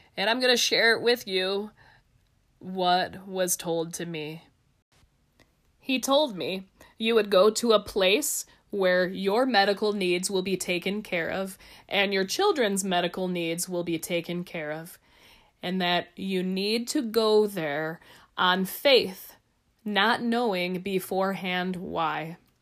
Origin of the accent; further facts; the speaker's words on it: Ohio, United States; moved away as an adult; also born or lived in Nebraska; now in Albuquerque, United States; I'm from Ohio.